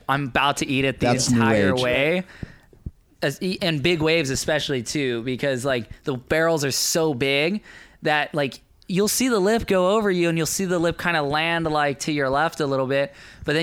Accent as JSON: {"language": "English", "area": "Maui", "region": "Hawaii", "country": "United States", "tie": "born or raised there", "said": "Growing up on Maui, you know, I was really heavily involved in kite surfing when it first came out"}